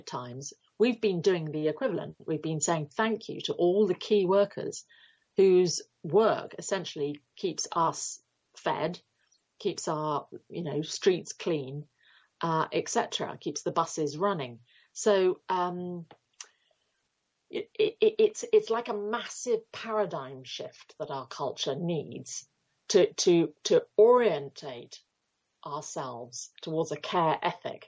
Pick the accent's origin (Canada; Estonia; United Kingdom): United Kingdom